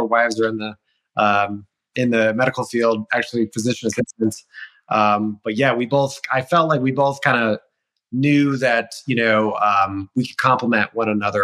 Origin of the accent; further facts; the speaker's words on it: Illinois, United States; moved away as an adult; also born or lived in Colorado; I originally grew up in Illinois, just a little town about an hour south of Chicago called Moments